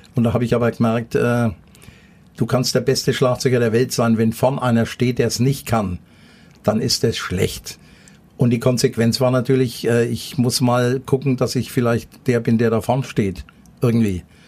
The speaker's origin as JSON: {"language": "German", "town": "Nuremberg", "region": "Bavaria", "country": "Germany", "tie": "born or raised there", "also_born_or_lived": "Thuringia", "said": "ich bin äh, hinterm Nordklinikum aufgewachsen in der Flurstraße"}